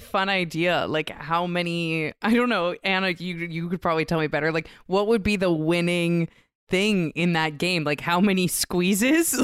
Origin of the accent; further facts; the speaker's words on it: Vancouver, British Columbia, Canada; I'm a lesbian from Vancouver, Canada.